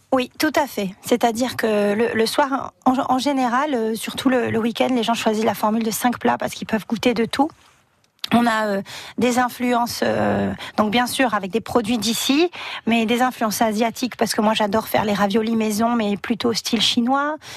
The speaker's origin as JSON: {"language": "French", "country": "Réunion", "also_born_or_lived": "Buenos Aires, Argentina", "moved": "yes", "lives_now": "Perpignan, France", "said": "Moi, je suis réunionnaise"}